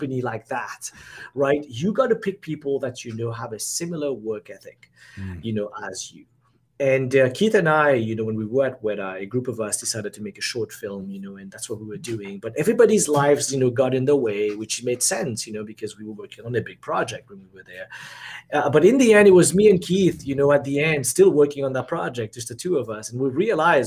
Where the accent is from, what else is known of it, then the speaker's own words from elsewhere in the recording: Mauritius; also born or lived in Singapore / New Zealand / Pennsylvania / Los Angeles; now in Florida, United States; I'm from Mauritius